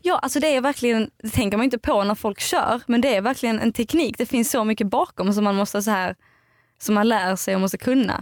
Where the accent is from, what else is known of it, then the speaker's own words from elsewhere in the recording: outside Eslöv, central Skåne, Sweden; moved away; Jag kommer från eh, Skåne. Mitten, i Skåne, mitten på Skåne typ